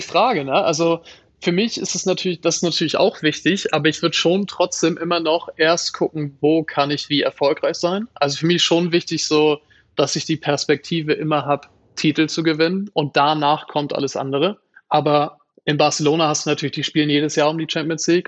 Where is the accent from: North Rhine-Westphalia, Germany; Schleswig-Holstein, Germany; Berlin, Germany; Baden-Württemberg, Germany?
Schleswig-Holstein, Germany; Kiel; als Kieler